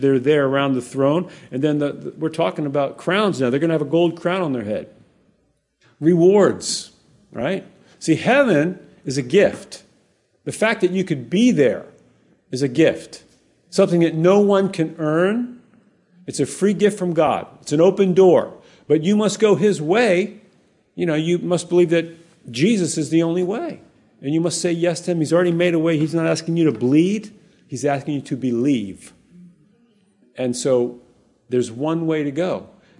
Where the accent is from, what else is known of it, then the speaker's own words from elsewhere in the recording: Hawaii, United States; I was born there. I was born in Hawaii. I've been there my whole life.